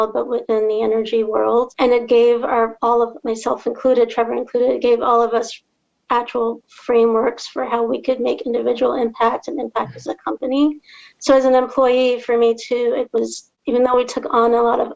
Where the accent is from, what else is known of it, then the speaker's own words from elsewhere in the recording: Trinidad & Tobago; moved away; I'm from Trinidad and Tobago.